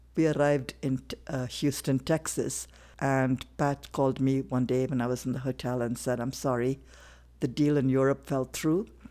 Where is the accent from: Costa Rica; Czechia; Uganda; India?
India; Chennai, Tamil Nadu; moved away as an adult; also born or lived in Singapore; now in Casper, United States; I was born in Madras to a Indian Christian family